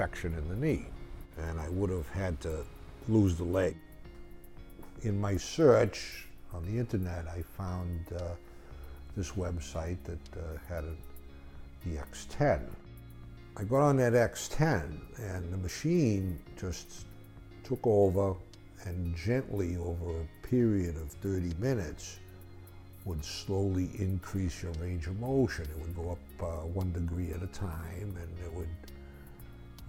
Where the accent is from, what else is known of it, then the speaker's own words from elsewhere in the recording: Boston, Massachusetts, United States; I'm from Boston.